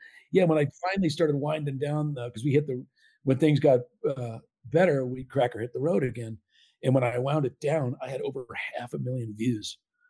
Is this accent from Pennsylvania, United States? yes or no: no; California, United States; Growing up in Southern Cal.